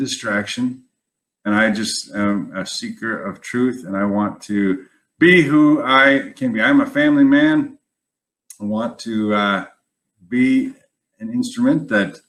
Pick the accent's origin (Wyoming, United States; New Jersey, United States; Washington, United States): Wyoming, United States; moved away; I was born and raised in Wyoming